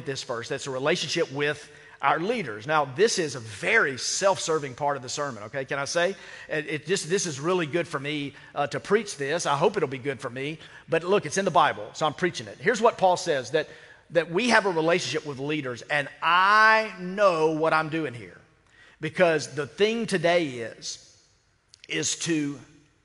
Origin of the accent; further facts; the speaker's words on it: United States; I'm an American as well